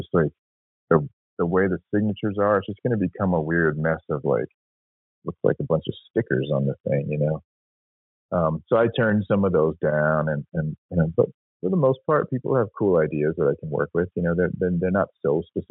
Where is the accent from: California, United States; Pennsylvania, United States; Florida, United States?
California, United States; San Francisco; I grew up in San Francisco, born in the late 70s